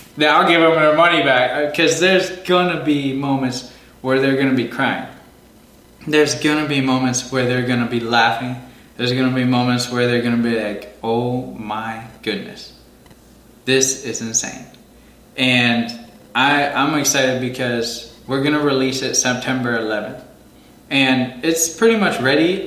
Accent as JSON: {"language": "English", "town": "Green Bay", "region": "Wisconsin", "country": "United States", "tie": "born or raised there", "said": "my hometown in Green Bay, Wisconsin"}